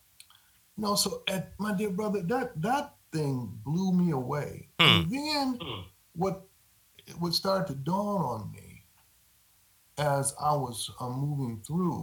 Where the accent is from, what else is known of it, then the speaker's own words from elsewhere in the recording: Grand Rapids, Michigan, United States; moved away; I grew up in Grand Rapids, Michigan